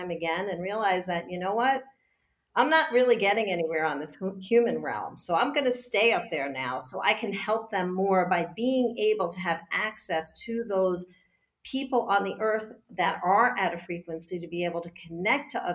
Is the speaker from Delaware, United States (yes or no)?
no; New York, United States; I'm a New Yorker